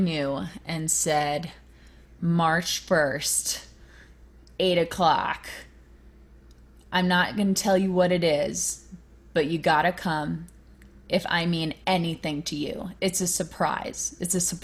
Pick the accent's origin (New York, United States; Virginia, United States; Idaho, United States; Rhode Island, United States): Virginia, United States; that's where I grew up in Virginia.